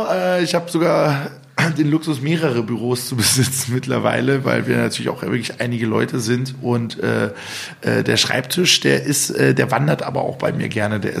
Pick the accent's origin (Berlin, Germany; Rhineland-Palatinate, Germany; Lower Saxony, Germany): Berlin, Germany; ich war Berliner, ne? Oh, äh, oh, ich war Berliner, ich bin natürlich immer noch Berliner